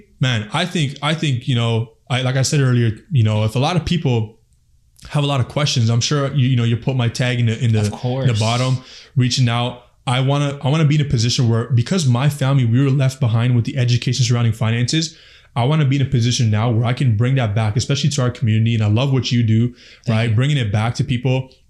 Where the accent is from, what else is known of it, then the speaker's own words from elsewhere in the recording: Afghanistan; And I'm from Afghanistan. We all know what's happening back home.